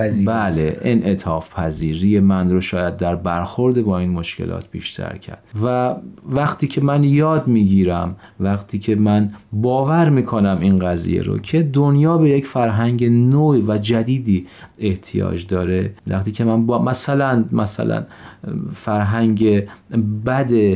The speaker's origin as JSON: {"language": "Persian", "town": "Gonbad-e Kavus", "region": "Golestan", "country": "Iran", "tie": "born or raised there", "said": "من در یک شهر شمالی در ایران به دنیا آمدم گنبد کاووس در یک خانواده بهایی پدر و مادر هر دو بهایی در یه همچین خانواده به دنیا آمدم"}